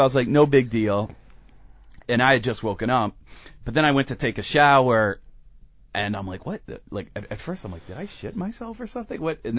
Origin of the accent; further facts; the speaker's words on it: United States; she realizes I'm an American